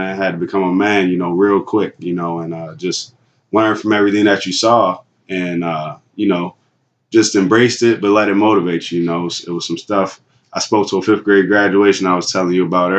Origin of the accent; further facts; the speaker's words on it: Baltimore, Maryland, United States; moved away; I'm originally from Baltimore, Maryland, right on the east side of Baltimore